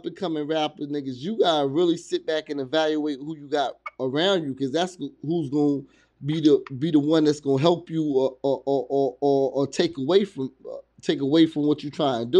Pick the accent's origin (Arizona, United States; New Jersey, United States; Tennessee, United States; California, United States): New Jersey, United States; also born or lived in New York / Virginia; I was raised in Jersey, and between Jersey, New York, and Virginia. So I've been in all three of those places